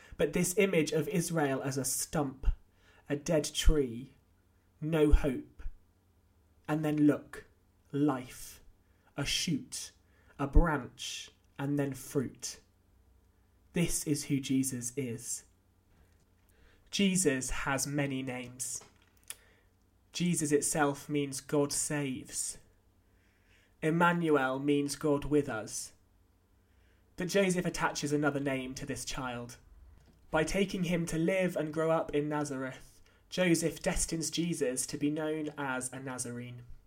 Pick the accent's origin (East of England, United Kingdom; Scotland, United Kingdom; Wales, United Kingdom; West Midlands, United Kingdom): Wales, United Kingdom; North; also born or lived in Oxford; now in Winchester, United Kingdom; I grew up in North Wales, despite being born in Oxford and my family coming from neither Wales or the North.